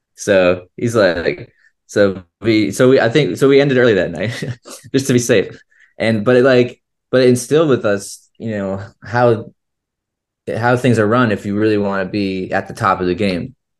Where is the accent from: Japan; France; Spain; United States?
United States; St. Petersburg, Florida; also born or lived in Chicago, Illinois; I was born in Chicago, And when I was about three, um, and Kevin was about to be born, uh, our, so our parents originally moved down to Florida